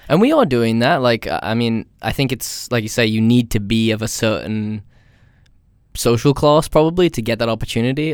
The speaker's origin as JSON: {"language": "English", "country": "United States", "moved": "yes", "said": "I'm from America."}